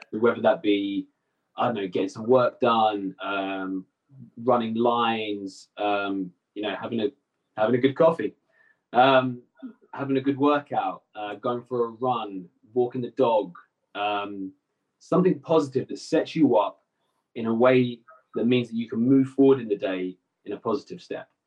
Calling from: Essex, East of England, United Kingdom; So I'm calling in from my home in Essex. Uh, it's just outside London. Um, so yeah, this is where I'm based. I'm based in Essex

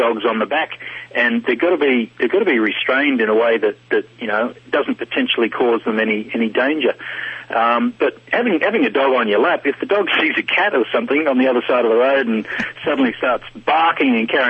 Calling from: Australia; It's costing me a lot of money. I'm calling from Australia.

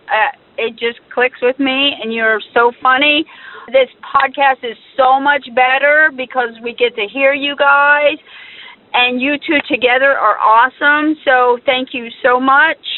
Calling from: Atlanta, Georgia, United States; um, and I'm from Atlanta, Georgia. Uh, I'm 13 years old

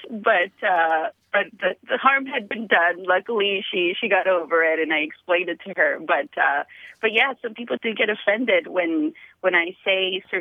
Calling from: San Diego, California, United States; I'm calling from the San Diego area.

